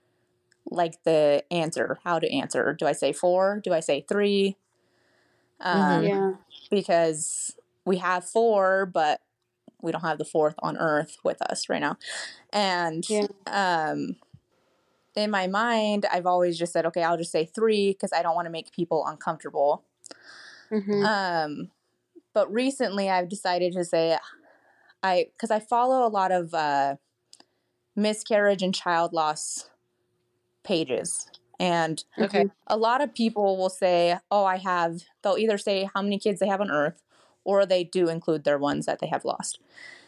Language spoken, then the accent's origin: English; St. George, Utah, United States; also born or lived in Logan, Utah / Dallas, Texas; I grew up in St. George, Utah, and I went to hair school right after high school